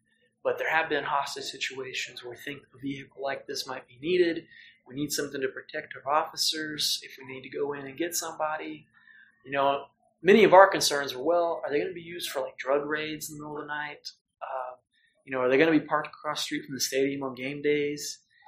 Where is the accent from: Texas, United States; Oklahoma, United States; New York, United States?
Oklahoma, United States; Norman; in Norman, I was like, my hometown, I could, you know, maybe help out and help make things better.